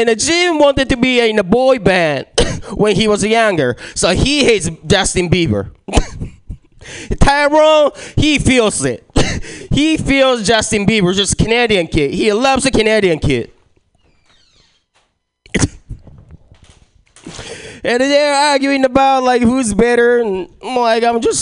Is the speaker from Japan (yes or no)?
yes; Japan; moved away; I was born and raised in Japan